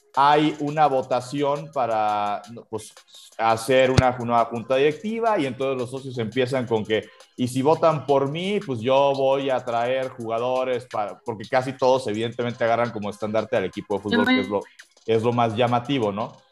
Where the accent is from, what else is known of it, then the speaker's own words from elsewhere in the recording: Mexico; somos un país, somos, somos una nación